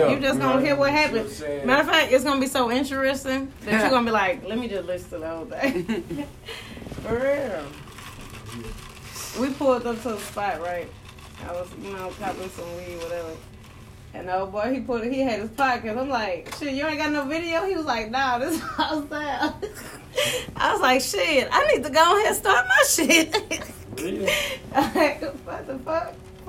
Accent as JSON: {"language": "English", "region": "Louisiana", "country": "United States", "said": "I'm from Louisiana."}